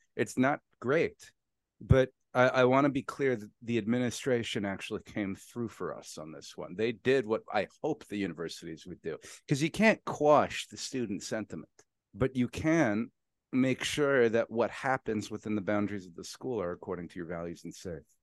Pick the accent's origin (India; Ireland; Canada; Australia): Canada; I'm Canadian